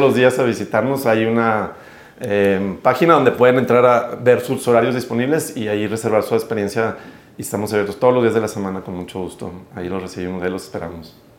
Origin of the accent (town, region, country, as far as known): Mexico